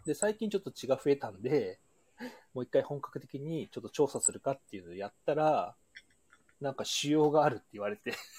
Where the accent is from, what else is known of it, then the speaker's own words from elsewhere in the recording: Hokkaido, Japan; moved away as an adult; also born or lived in Kyoto / Osaka; 地元は北海道なんですけど、